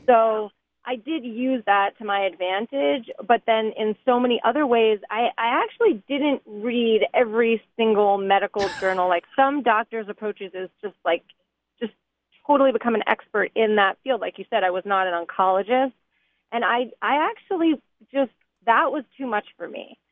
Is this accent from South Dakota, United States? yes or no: no; Allentown, Pennsylvania, United States; growing up in Allentown